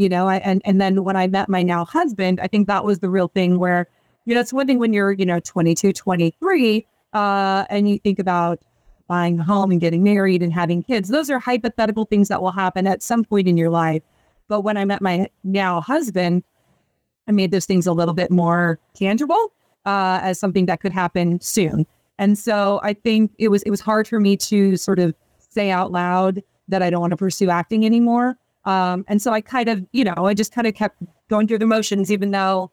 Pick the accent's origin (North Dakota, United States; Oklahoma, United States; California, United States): California, United States; San Diego; moved away as an adult; also born or lived in Evanston, Illinois / New York; I grew up in San Diego from the time from as long as I can remember